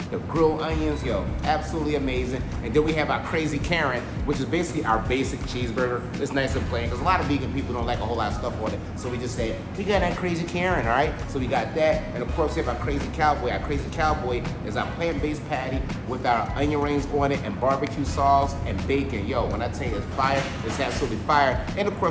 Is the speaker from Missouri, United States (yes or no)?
no; Philadelphia, Pennsylvania, United States; moved away; I'm from Philly